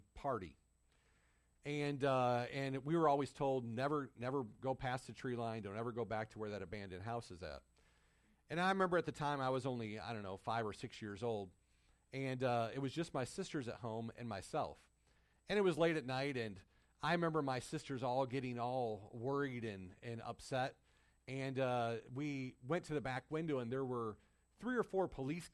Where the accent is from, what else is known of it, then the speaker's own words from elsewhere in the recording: Michigan, United States; When I was growing up in Michigan, we lived out in the country